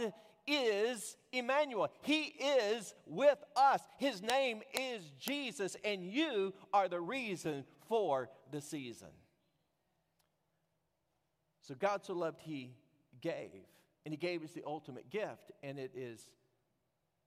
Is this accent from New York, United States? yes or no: no; Texas, United States; I was from Texas